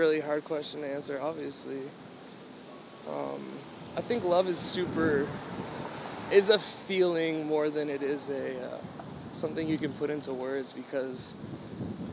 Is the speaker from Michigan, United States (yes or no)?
no; New Hampshire, United States; I'm from New Hampshire. I didn't travel a lot as a kid